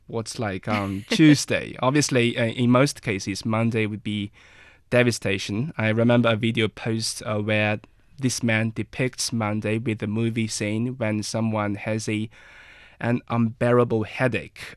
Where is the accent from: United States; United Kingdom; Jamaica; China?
China; Inner Mongolia; I'm from Inner Mongolia. I'm a Mongolian